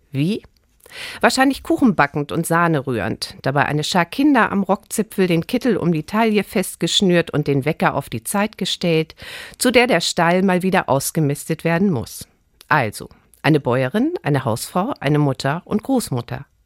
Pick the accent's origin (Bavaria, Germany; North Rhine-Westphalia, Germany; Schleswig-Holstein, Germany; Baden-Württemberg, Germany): Schleswig-Holstein, Germany; Reinfeld; Also ich liebe Schleswig-Holstein, äh, Stormann, äh, meinen Heimatort Rheinfeld. Ich wohne gern dort.